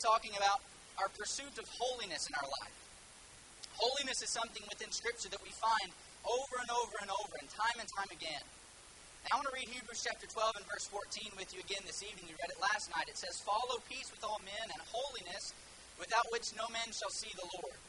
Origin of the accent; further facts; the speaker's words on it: Houston, Texas, United States; moved away as an adult; now in Harlingen, United States; I'm originally from the Houston area, but we are living in Harlingen, Texas currently